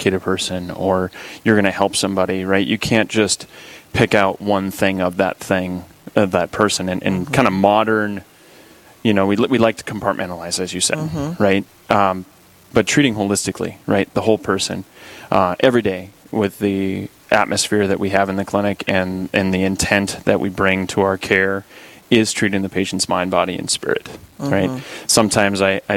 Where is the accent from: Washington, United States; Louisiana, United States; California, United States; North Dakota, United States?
North Dakota, United States; Dickinson; So I'm originally from the Dickinson area. I went to South Hart, which is about 10 miles west of town, and been a parishioner at St. Joseph's here growing up